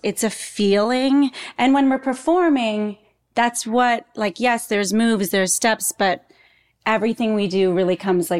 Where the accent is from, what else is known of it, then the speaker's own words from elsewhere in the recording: Canada; moved away as an adult; now in New York, United States; I'm from Canada.